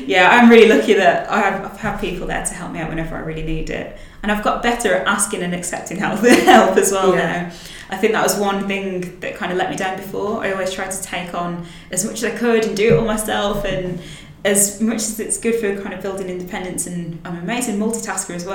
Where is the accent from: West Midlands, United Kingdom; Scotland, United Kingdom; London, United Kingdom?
West Midlands, United Kingdom; Willenhall; accent: Black Country (yam yam); So I'm from the West Midlands, a little town called Willenhall, and technically the area that I'm from is called Black Country. And people from that area are typically called yam yams because of the accent.